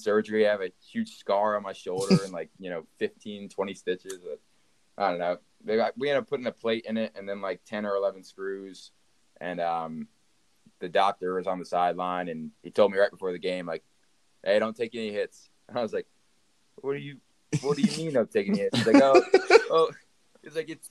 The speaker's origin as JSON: {"language": "English", "region": "Pennsylvania", "country": "United States", "said": "Pennsylvania, where I'm from"}